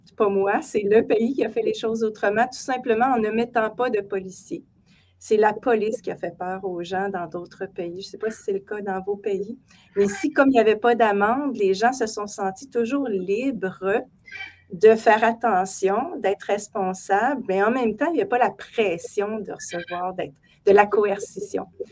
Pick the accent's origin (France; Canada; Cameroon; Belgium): Canada; chez nous au Canada